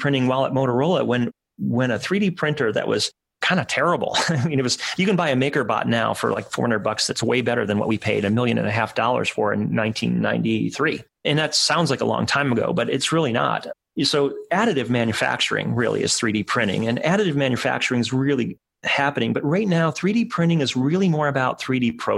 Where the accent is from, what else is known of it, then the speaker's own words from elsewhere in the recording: Cleveland, Ohio, United States; Cleveland, my hometown